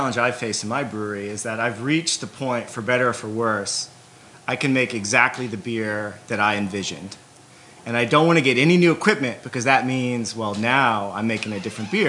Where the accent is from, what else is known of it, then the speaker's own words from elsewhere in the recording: Solana Beach, California, United States; I grew up in San Diego, in Solana Beach, which many of you know is the home of Pizza Port.